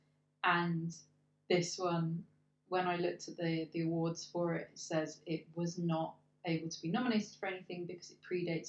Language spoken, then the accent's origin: English; England, United Kingdom; we're English